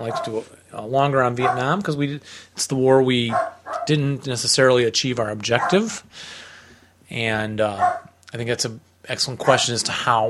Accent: United States

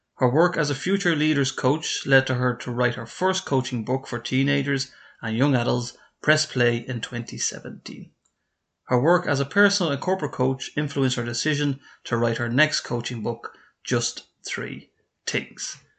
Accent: Ireland; I'm an Irish guy.

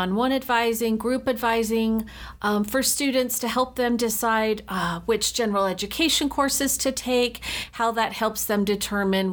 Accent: United States; moved away as an adult; also born or lived in Rexburg, Idaho; now in Utah, United States; So I grew up just outside of Washington, D.C., and came to school right after high school

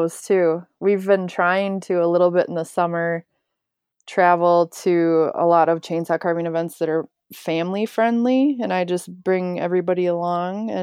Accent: Hackensack, Minnesota, United States; born or raised there

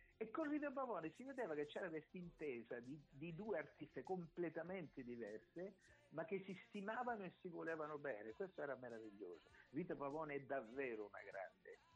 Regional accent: Acquarica del Capo, Apulia, Italy; ho detto di, di Acquarica del Capo

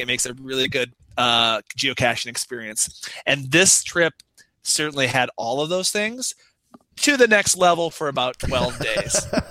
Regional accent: United States

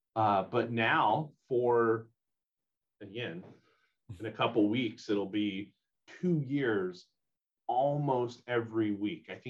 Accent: southwest Louisiana, United States; now in Bellingham, United States; I am originally from Louisiana, southwest corner of Louisiana, which will always be back home

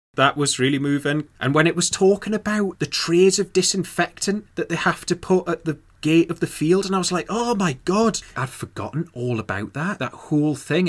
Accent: Newcastle upon Tyne, North East England, United Kingdom; I'm from Newcastle

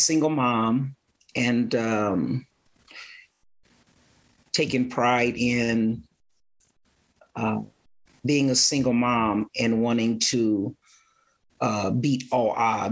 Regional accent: Aurora, Colorado, United States; I grew up in Aurora

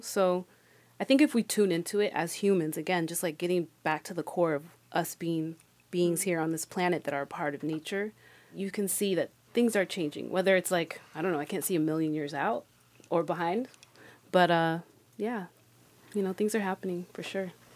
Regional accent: Colorado, United States; moved away as an adult; now in Miami, United States; I was born and raised in Colorado

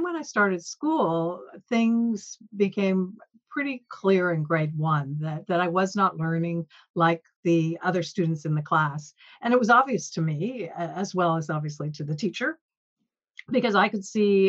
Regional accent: Peterborough, Ontario, Canada; also born or lived in Toronto; I was born in Toronto, but at age five moved to Peterborough, which was a smaller town

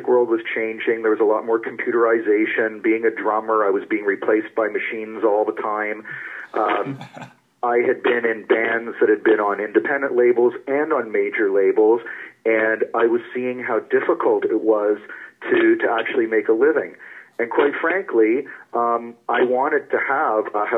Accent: Toronto, Ontario, Canada; I grew up in Toronto

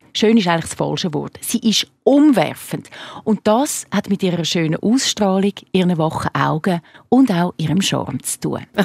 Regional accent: Switzerland; bei uns in der Schweiz

